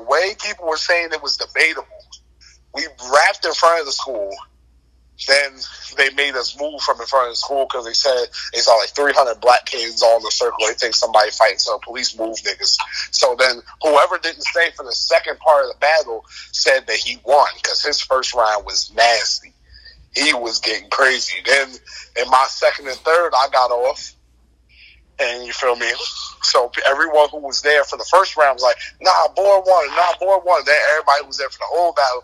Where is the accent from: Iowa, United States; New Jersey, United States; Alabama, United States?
New Jersey, United States; I'm from Jersey